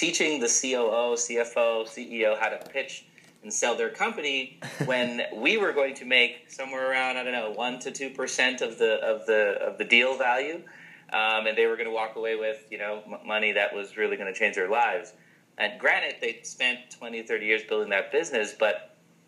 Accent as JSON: {"language": "English", "town": "Markham", "region": "Ontario", "country": "Canada", "tie": "born or raised there", "also_born_or_lived": "Toronto / Charlotte, North Carolina", "moved": "as an adult", "said": "I grew up in Toronto. I'm Canadian. I grew up in Markham"}